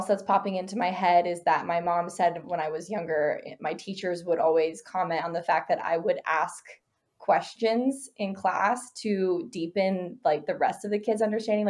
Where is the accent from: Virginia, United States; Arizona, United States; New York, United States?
Arizona, United States; I was born and raised in Arizona. I live here now